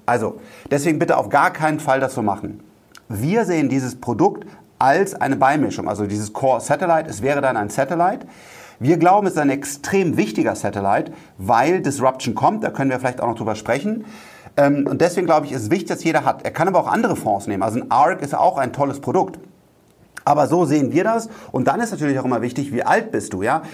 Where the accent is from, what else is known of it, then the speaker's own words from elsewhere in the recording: Rhineland, Germany; ich bin Rheinländer